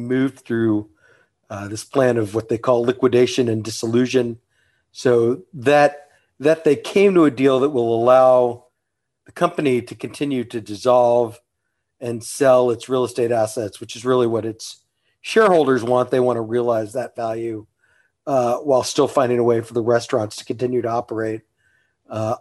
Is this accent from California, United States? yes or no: no; Texas, United States; I grew up in Texas.